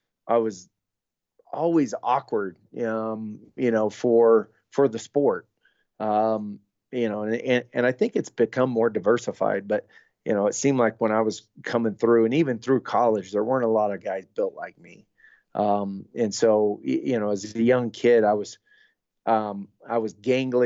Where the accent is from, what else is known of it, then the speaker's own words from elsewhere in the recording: Newkirk, Oklahoma, United States; my hometown was probably, about 1,200 to 1,500 people